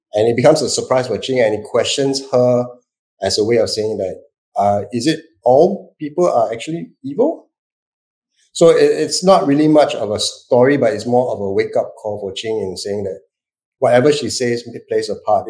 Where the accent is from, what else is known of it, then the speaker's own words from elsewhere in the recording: Singapore; I'm Singaporean